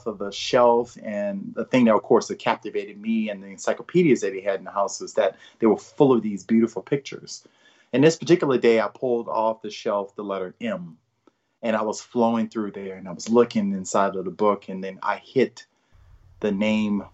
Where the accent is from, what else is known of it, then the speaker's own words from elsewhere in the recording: New Orleans, Louisiana, United States; moved away as an adult; also born or lived in Michigan; now in Williamsburg, United States; I was born and raised in New Orleans, Louisiana, and that's where I grew up